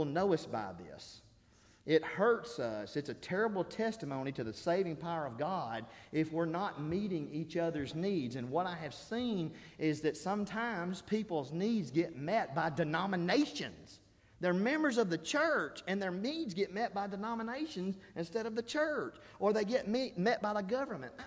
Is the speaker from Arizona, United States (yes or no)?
no; Alabama, United States; I'm from Alabama. I say y'all.